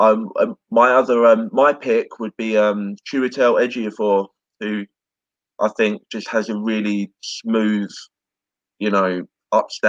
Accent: United Kingdom; I'm British

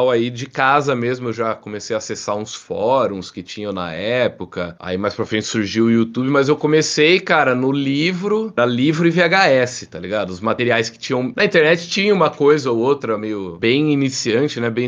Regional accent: Jaú, São Paulo, Brazil; Eu sou de Jaú, interior de São Paulo.

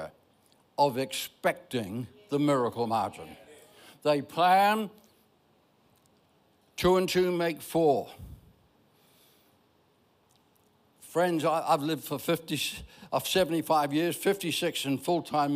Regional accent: Ireland; I'm Irish.

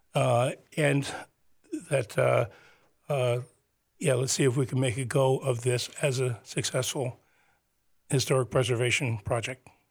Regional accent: Teaneck, New Jersey, United States; the town that I grew up in, Teaneck

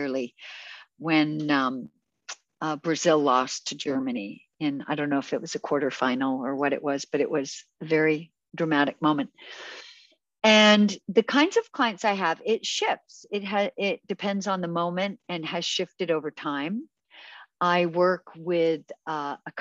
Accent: Canada; also born or lived in United Kingdom; I'm Canadian. I was actually born in Britain, but raised in Canada.

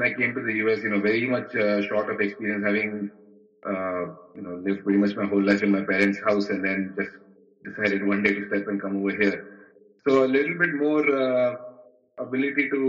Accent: Mumbai, Maharashtra, India; moved away as an adult; I am a boy from Bombay. I've kind of seen Bombay grow through the years

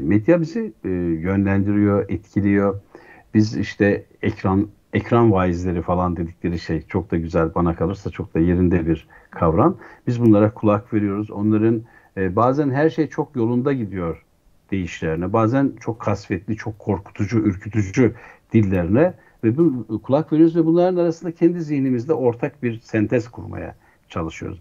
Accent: Şavşat, Artvin, Turkey; moved away; çocukluğum bir köy evinde geçti. Artvin'in Şah Şat e, ilçesinin, e, Savaş köyünde

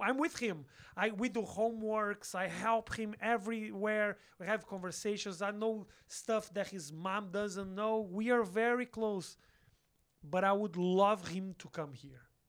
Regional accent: Porto Alegre, Rio Grande do Sul, Brazil; English is a second language; moved away as an adult; also born or lived in São Paulo; now in United States; I'm from a small city called Porto Alegre. It's a city on the south.

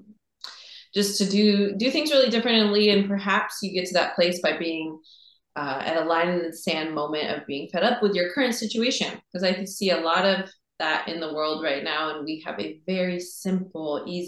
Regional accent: Seattle, Washington, United States; growing up in Seattle

